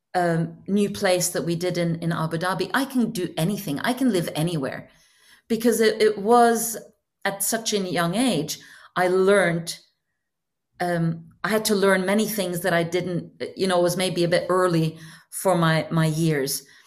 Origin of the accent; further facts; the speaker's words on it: Norway; moved away as an adult; now in Hong Kong; I had recently moved from Norway, where I usually, uh, where I'm born, to Hong Kong